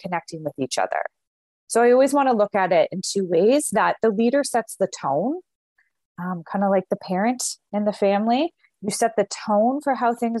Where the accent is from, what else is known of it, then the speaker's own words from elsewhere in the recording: Canada; We're Canadian